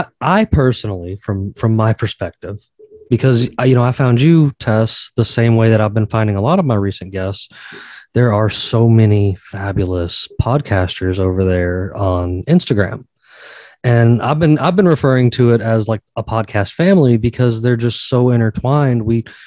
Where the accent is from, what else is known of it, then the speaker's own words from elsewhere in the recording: Georgia, United States; In my home state down here in Georgia